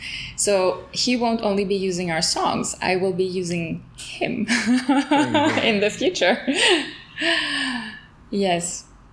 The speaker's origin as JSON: {"language": "English", "country": "Switzerland", "tie": "born or raised there", "lives_now": "Greece", "said": "I didn't grow up in Greece. I grew up in Switzerland, where he was based."}